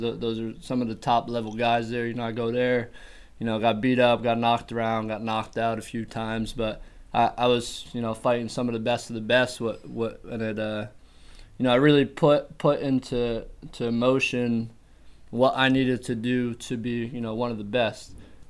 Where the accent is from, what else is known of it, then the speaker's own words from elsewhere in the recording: Berwick, Pennsylvania, United States; also born or lived in Queens, New York; I lived in Berwick. I lived in the area since I was 11. I was born in Queens, New York. I moved around a little bit when I was a kid. And, kind of settled into Berwick when I was about 11.